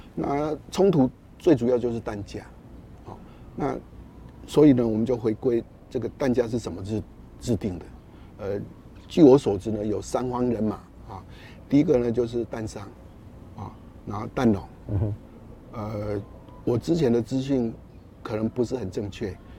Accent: Taiwan; 我们台湾的气候动不动呢，尤其夏天都处于高温

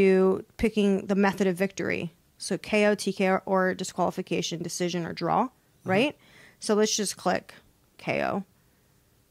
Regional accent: United States; I'm American

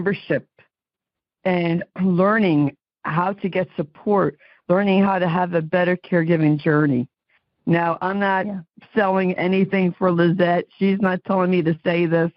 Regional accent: New Jersey, United States; I'm from New Jersey

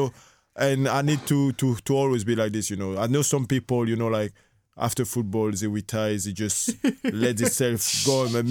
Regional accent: Guadeloupe; English is a second language; now in France; Like, I grew up in Caribbean, in Guadeloupe, you know. Like, football is nothing, you know. We have couple lads come from the French national team, come from there, you know.

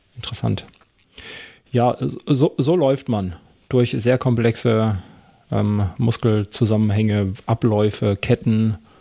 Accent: Karlsruhe, Baden-Württemberg, Germany; bei uns in Karlsruhe

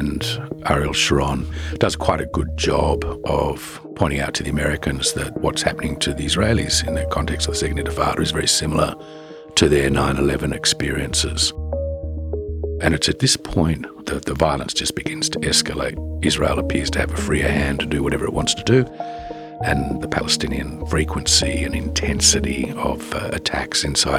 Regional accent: Australia; moved away; being an Australian

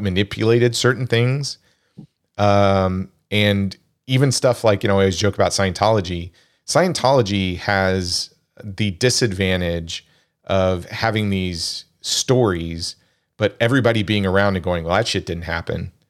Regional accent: Kansas, United States; growing up in Kansas

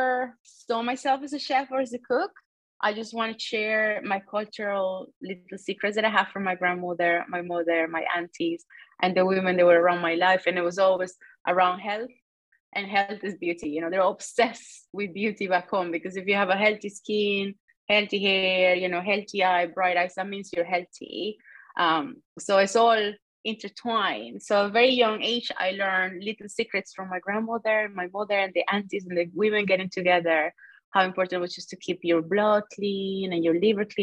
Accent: Venezuela; also born or lived in Italy; now in Ireland; I'm half Italian and half South American. I come from Venezuela

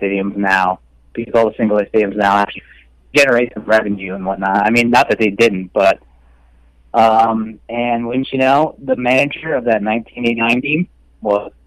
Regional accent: New York, United States; I grew up in New York State

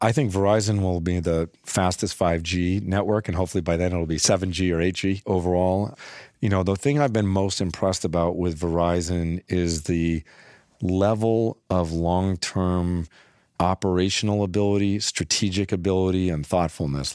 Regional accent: Littleton, Massachusetts, United States; I grew up in Littleton, Massachusetts

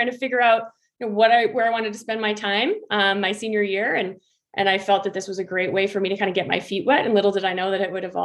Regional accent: Minnesota, United States; I actually grew up in Minnesota

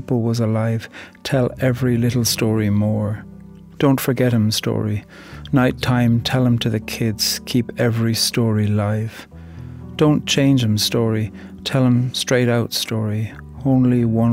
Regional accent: Ireland; I'm from Ireland, and I'm a poet

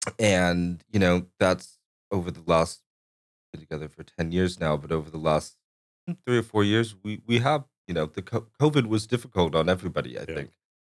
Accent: Corpus Christi, Texas, United States; born there; I was born in Corpus Christi.

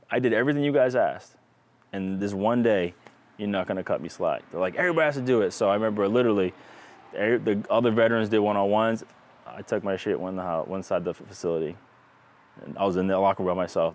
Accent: Rhode Island, United States; I'm from Rhode Island.

